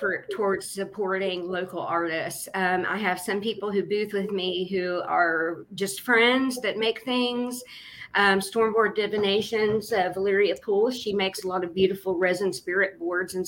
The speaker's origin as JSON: {"language": "English", "region": "Appalachia", "country": "United States", "lives_now": "Huntington, United States", "said": "As Appalachian artisans"}